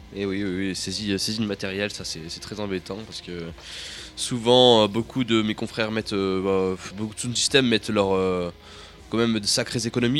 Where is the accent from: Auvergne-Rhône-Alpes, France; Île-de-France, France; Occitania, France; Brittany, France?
Auvergne-Rhône-Alpes, France; Grenoble; je viens de Grenoble